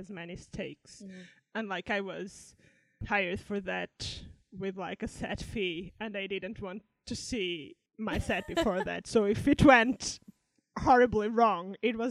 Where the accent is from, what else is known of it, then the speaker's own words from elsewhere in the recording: Portugal; now in United Kingdom; I'm from Portugal, my family is there and I live in the UK